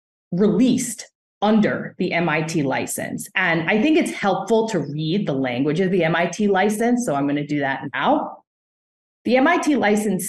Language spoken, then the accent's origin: English; United States; an American litigator